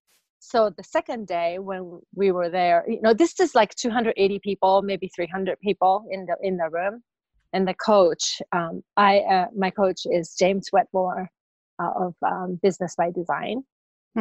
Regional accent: Japan; moved away; I came from Japan

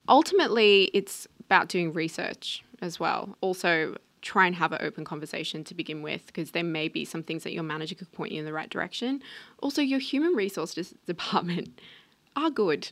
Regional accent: Australia; being Australian

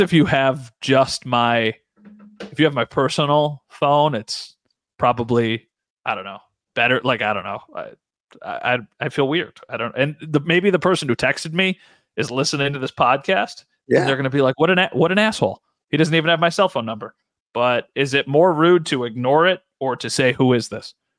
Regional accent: Buffalo, New York, United States; I'm from Buffalo

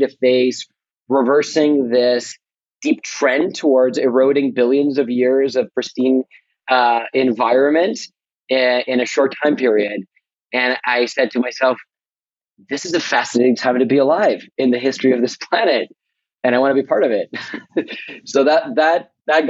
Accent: Buenos Aires, Argentina; moved away as an adult; now in United States; born in Buenos Aires in Argentina

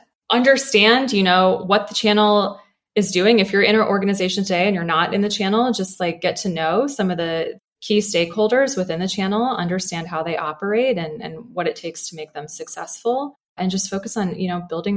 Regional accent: Chesapeake Bay area, United States; I grew up sailing on the Chesapeake with my grandfather.

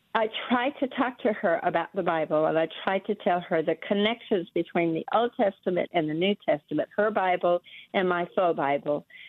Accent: Miami, Florida, United States; now in South Georgia, United States; I was born and raised in Miami, Florida

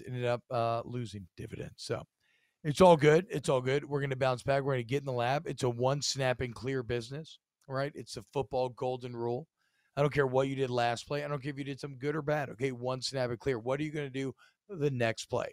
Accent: Baton Rouge, Louisiana, United States; I'm from Baton Rouge

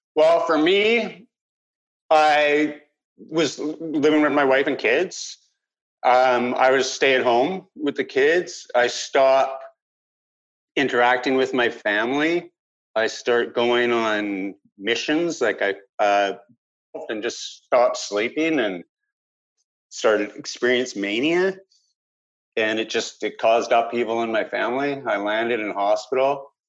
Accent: Vancouver Island, British Columbia, Canada; I grew up on Vancouver Island.

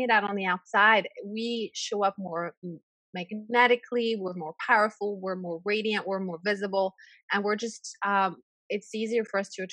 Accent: France; moved away as an adult; now in United States; I grew up in France

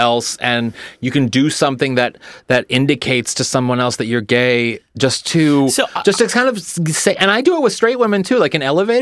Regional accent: United States; we're American

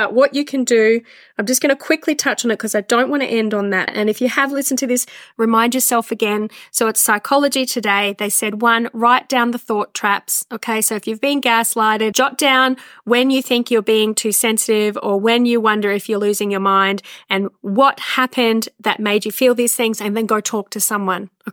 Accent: Australia; we're Aussie

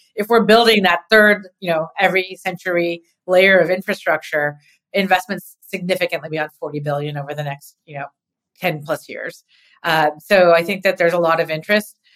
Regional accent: California, United States; being a Californian

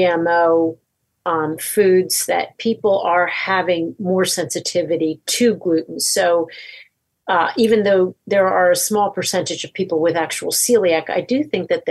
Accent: Ventnor City, New Jersey, United States; moved away as an adult; also born or lived in New York; I'm from Ventnor. I got pregnant with my daughter, Hannah, and moved back to Ventnor

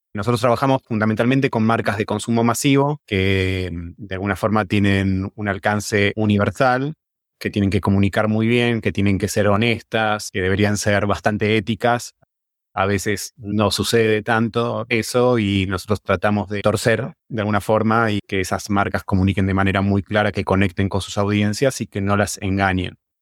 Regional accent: Argentina; somos embajadores de Argentina y del diseño argentino

